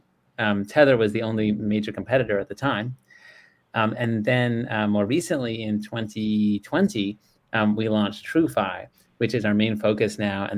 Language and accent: English; San Diego, California, United States; also born or lived in Bay Area, California; I was actually born in the Bay Area, but grew up in San Diego